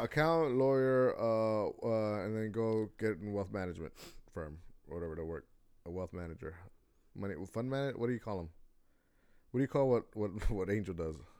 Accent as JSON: {"language": "English", "country": "United States", "said": "I'm American"}